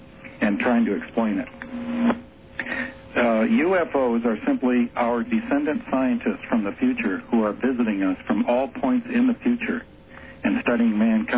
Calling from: Livermore, California, United States; Lawrence Laboratories, Livermore, California.

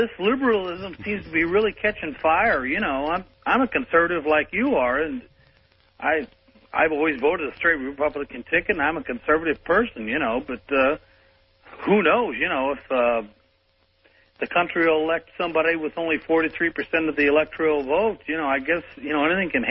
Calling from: St. Louis, Missouri, United States; I'm calling from St. Louis over a powerful KSD.

